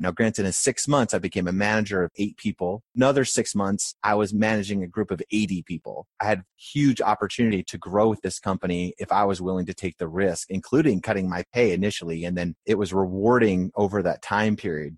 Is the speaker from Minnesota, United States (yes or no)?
no; rural Maine, United States; moved away as an adult; also born or lived in Philadelphia, Pennsylvania / Clearwater, Florida; I was born in Philadelphia where my grandfather was a chef, and my parents then moved to Maine, so from seven to seventeen, I grew up in rural Maine